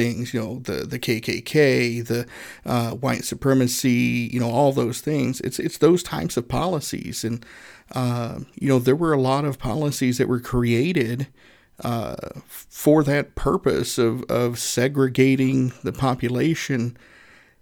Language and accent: English; Northeast Tennessee, United States; now in Indianapolis, United States; I grew up in Northeast Tennessee